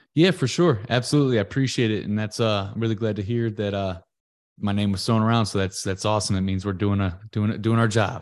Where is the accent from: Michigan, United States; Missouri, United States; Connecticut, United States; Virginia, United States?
Missouri, United States; Ferguson; I'm from Ferguson, Missouri